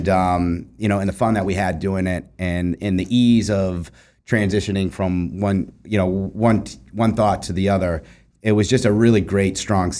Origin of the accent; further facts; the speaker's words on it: Lawrence, Massachusetts, United States; we're two kids from Prospect Hill, you know, North Lawrence. You know, we have the same upbringing